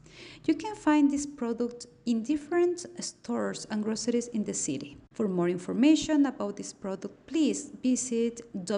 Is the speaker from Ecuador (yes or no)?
yes; Ecuador; now in Philadelphia, United States; I am from Ecuador.